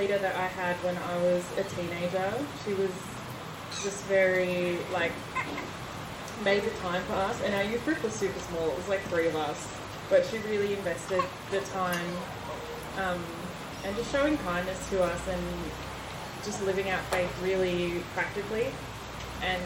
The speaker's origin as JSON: {"language": "English", "country": "Australia", "tie": "born or raised there", "said": "I grew up in Morpera with my parents"}